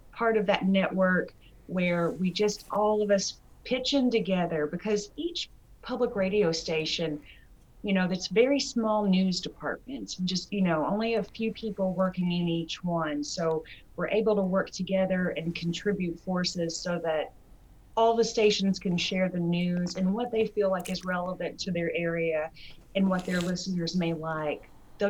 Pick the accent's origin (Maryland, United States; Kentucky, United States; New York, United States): Kentucky, United States; Richmond; I am from Kentucky. I'm actually born and raised in Richmond, and I've lived here all my life.